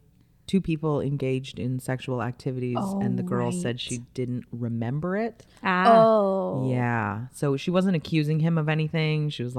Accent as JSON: {"language": "English", "town": "Surrey", "region": "British Columbia", "country": "Canada", "tie": "born or raised there", "also_born_or_lived": "Calgary, Alberta", "said": "Yeah, I've lived in Surrey since I was 4, so forever. I just say I'm a Surrey girl. I'm definitely not from Alberta."}